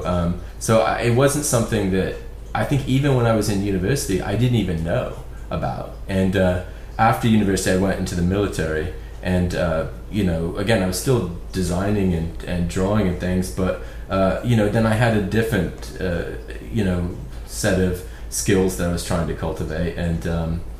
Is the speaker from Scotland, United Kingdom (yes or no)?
no; Belfast, Northern Ireland, United Kingdom; now in Portland, United States; where I grew up, I'm from Belfast originally